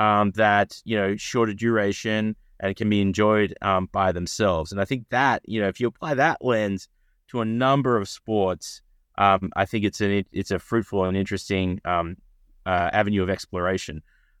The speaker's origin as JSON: {"language": "English", "town": "Melbourne", "region": "Victoria", "country": "Australia", "said": "I started my career as a lawyer in Australia, where I'm from Melbourne, Australia"}